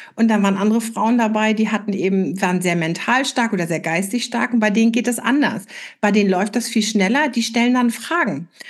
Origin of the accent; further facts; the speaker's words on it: Flensburg, Schleswig-Holstein, Germany; in Flensburg, wo ich herkomme